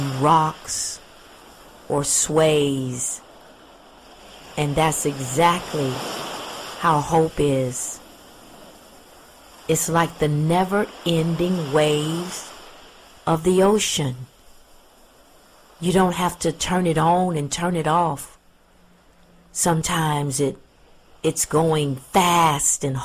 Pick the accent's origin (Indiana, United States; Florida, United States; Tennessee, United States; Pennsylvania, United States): Florida, United States; Pensacola; I'm a native Floridian and I grew up in Pensacola, Florida, which is a beach town